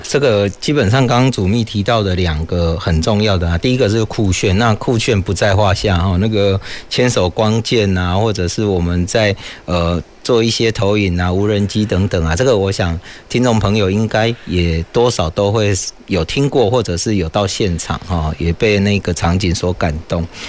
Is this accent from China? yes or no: no; Kaohsiung, Taiwan; 我们高雄人未来在看艺文活动的时候，你的付费会比较少